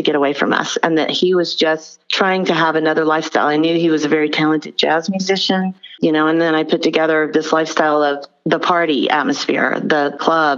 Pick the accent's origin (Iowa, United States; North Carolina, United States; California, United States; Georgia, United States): Georgia, United States; Albany; I'm from Albany, Georgia